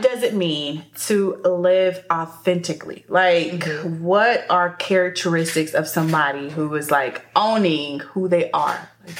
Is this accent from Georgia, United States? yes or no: yes; Atlanta, Georgia, United States; I'm from Atlanta.